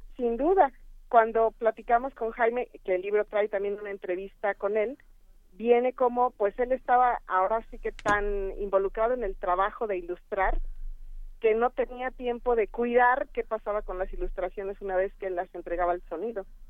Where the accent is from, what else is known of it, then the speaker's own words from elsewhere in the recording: Mexico; como mexicanos